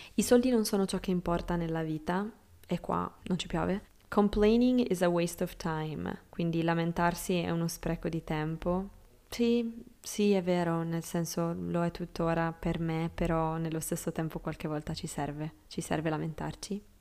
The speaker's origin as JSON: {"language": "Italian", "region": "Sardinia", "country": "Italy", "tie": "born or raised there", "moved": "yes", "said": "il mio paese in Sardegna"}